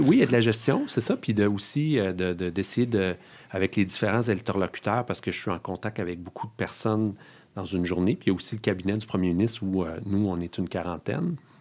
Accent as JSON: {"language": "French", "area": "Outaouais", "region": "Quebec", "country": "Canada", "tie": "born or raised there", "said": "moi, je suis originaire de l'Outaouais"}